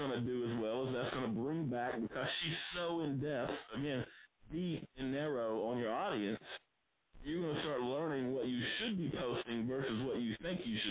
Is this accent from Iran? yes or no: no; South Arkansas, United States; I grew up in South Arkansas, broke, from a working class family